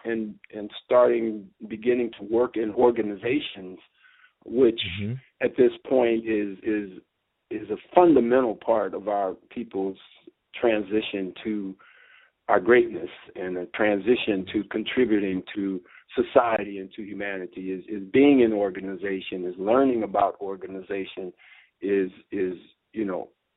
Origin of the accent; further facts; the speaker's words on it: Los Angeles, California, United States; also born or lived in San Jose; growing up in Los Angeles